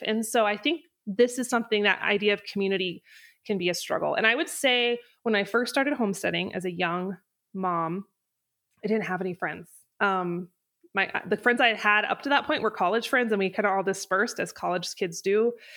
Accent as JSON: {"language": "English", "region": "North Idaho", "country": "United States", "moved": "as an adult", "lives_now": "Wyoming, United States", "said": "I'm from North Idaho, and I moved to Wyoming when I was eighteen"}